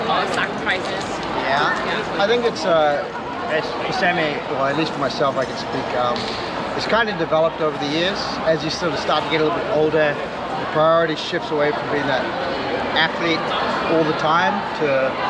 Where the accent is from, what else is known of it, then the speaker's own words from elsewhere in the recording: Singapore; I'm from Singapore as well.